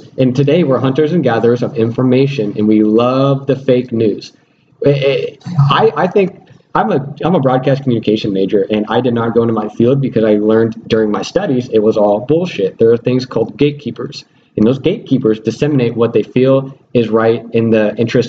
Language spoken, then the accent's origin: English; Missouri, United States; I'm from Missouri, show me.